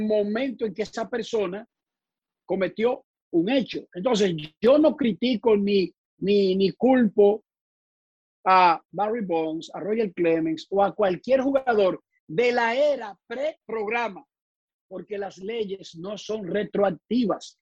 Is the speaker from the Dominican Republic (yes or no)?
yes; Santo Domingo, Distrito Nacional, Dominican Republic; moved away; also born or lived in United States; Yo soy de Buenos Aires de Herrera, calle Cuba, en la parte oeste de la capital dominicana.